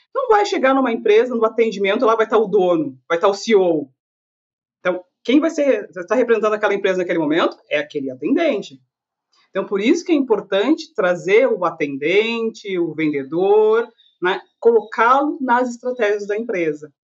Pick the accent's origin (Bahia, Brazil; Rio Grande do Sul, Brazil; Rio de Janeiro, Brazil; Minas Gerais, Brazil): Rio Grande do Sul, Brazil; Canoas; also born or lived in Porto Alegre; eu sou de Canoas, que é uma cidade da região metropolitana de Porto Alegre